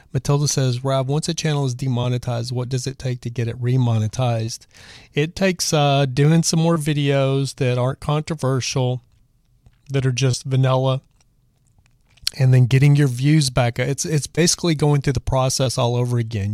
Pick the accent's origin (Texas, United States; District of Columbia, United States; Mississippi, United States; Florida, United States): Texas, United States; I'm from Texas